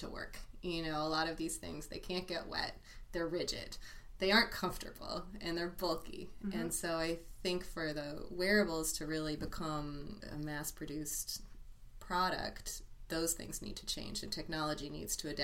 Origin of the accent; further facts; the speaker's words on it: San Francisco, California, United States; moved away as an adult; also born or lived in New York; I grew up in San Francisco, as you said, and I returned to San Francisco after about 10 years back east for both school and working